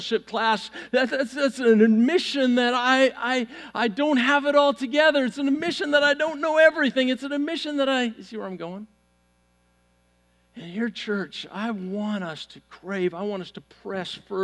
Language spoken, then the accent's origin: English; Vancouver, British Columbia, Canada; moved away; I grew up in Vancouver, Canada, a city back in the 80s that had less than 2% church attendance